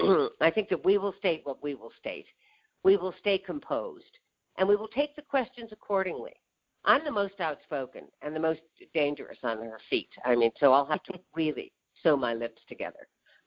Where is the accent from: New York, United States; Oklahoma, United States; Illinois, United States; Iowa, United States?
Iowa, United States; moved away; my native state of Iowa